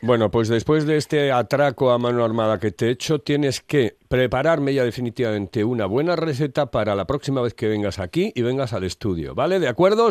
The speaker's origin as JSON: {"language": "Spanish", "region": "Asturias", "country": "Spain", "said": "los asturianos"}